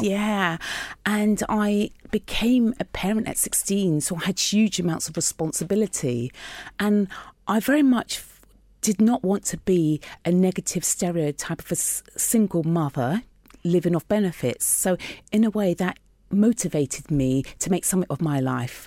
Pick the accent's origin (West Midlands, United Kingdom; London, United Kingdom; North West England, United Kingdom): London, United Kingdom; I grew up in North West London in Queen's Park